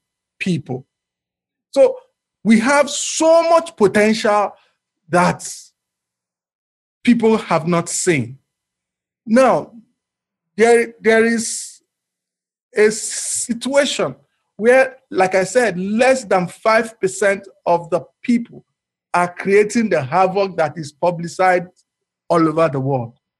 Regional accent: Nigeria; as a Nigerian

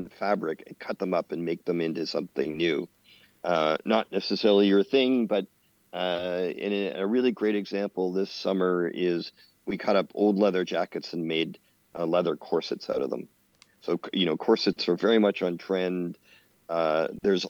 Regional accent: Canada; in Canada, being a Canadian

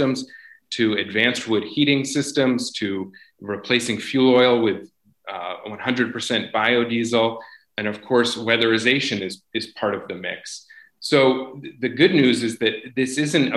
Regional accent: Vermont, United States; I grew up in Vermont. I'm a ninth generation Vermonter, but I was away for a period for school

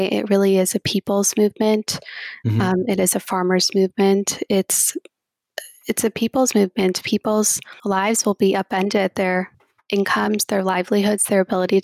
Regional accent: New Jersey, United States; growing up in New Jersey, especially where I've grown up

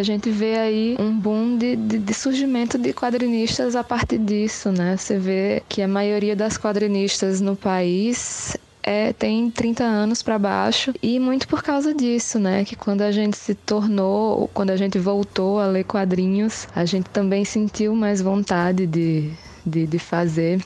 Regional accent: Paraíba, Brazil; now in Bahia, Brazil; morando na Bahia, mas sou da Paraíba

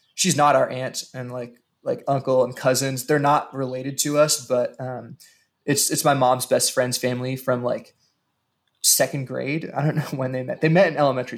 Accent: Western Maryland, United States; now in Kansas City, United States; where I grew up in Western Maryland

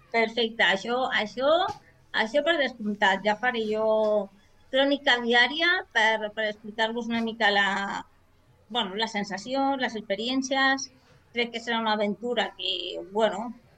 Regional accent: Barberà del Vallès, Catalonia, Spain; soc d'aquí de Barberà, de tota la vida

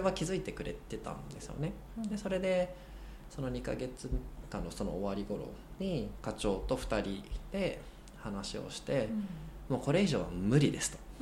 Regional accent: Japan; 僕は日本人

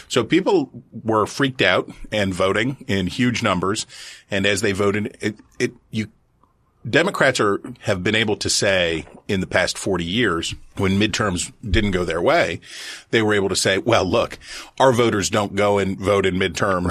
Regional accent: Wheeling, West Virginia, United States; my hometown of Wheeling, West Virginia

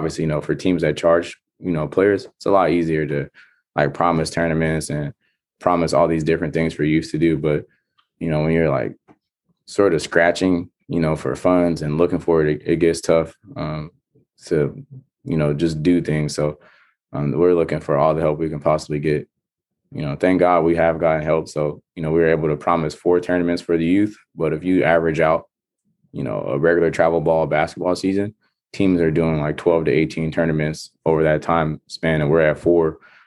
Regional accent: Stockton, California, United States; now in Fargo, United States; growing up in Stockton

